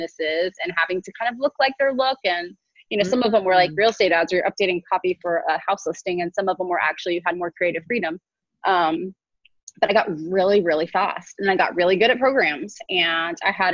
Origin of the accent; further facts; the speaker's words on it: Houston, Texas, United States; moved away as an adult; also born or lived in Nigeria / Waco, Texas; now in Pensacola, United States; I was pretty much born and raised in Texas.